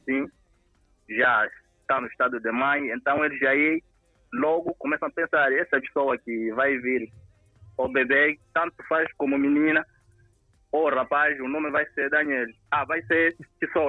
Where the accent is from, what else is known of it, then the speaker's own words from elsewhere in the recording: Moxico, Angola; eu sou do Mochico